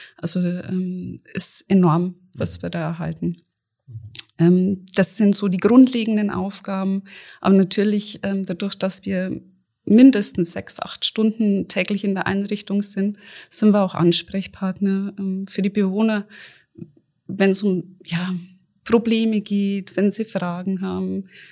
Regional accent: near Auerbach, Bavaria, Germany; Ich bin in der Nähe groß geworden.

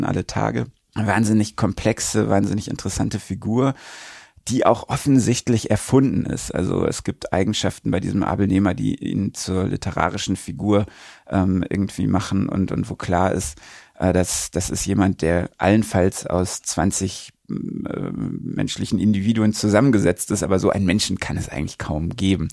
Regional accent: Recklinghausen, North Rhine-Westphalia, Germany; Recklinghausen, meine Heimatstadt

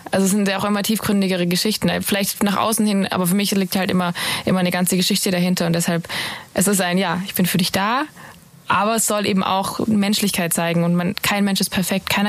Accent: Ravensburg, Baden-Württemberg, Germany; Ravensburg, Ravensburg, Ravensburg, meine Heimat.

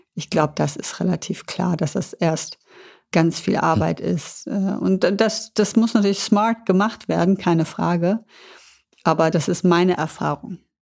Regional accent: Düsseldorf, North Rhine-Westphalia, Germany; bin ich ein Düsseldorfer Mädchen und das hat mich natürlich auch sehr geprägt

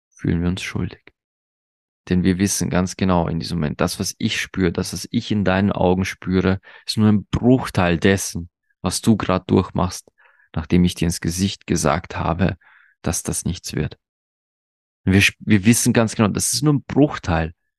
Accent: Austria; bei uns in Österreich

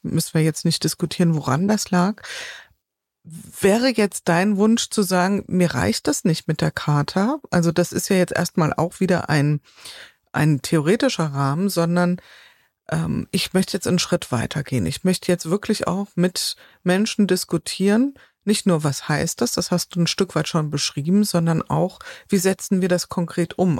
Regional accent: Taunus, Hesse, Germany; in meinem Heimatort in, in Taunus

